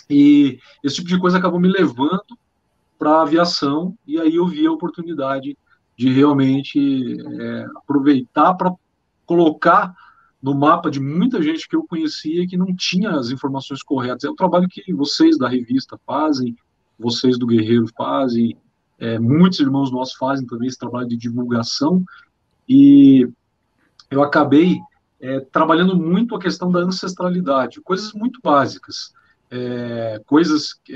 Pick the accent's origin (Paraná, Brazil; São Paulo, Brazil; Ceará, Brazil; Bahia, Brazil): Paraná, Brazil; Pato Branco; also born or lived in Amazon; Eu sou de Pato Branco, vivi muito tempo na Amazônia, servi o Exército Brasileiro, sou piloto de avião